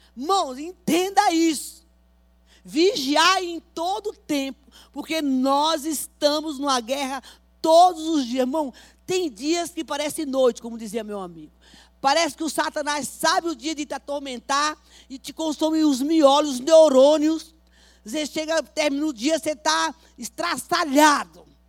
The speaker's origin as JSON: {"language": "Portuguese", "region": "Bahia", "country": "Brazil", "moved": "yes", "lives_now": "São Paulo, Brazil"}